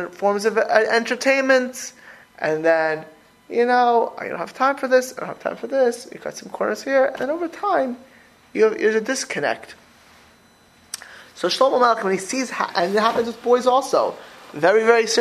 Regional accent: Florida, United States; I grew up in Florida

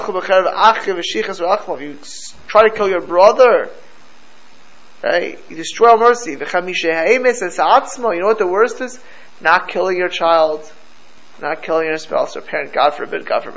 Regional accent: Florida, United States; I grew up in Florida

